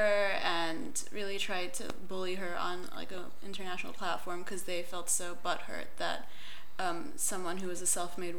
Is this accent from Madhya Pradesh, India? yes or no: no; Gujarat, India; first language Konkani; English is a second language; So where I lived in India was Gujarati.